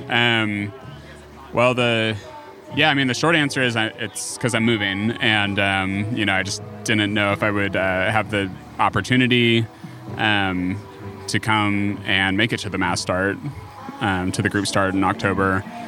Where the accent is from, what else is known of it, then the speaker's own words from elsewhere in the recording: Buda, Texas, United States; now in Austin, United States; I was born in Austin and grew up in Buda and came to back to Austin proper